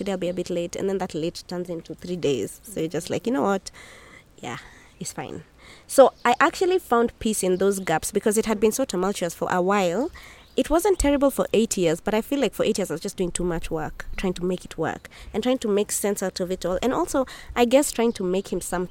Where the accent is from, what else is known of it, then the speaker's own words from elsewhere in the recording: Nairobi, Kenya; I come from Nairobi, Kenya